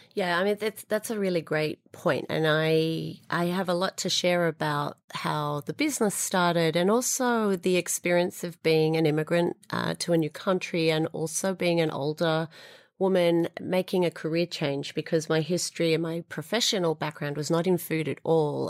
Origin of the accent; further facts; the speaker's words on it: Sydney, New South Wales, Australia; moved away as an adult; also born or lived in Israel / London; now in New York, United States; as you can hear, I'm a Sydney born Australian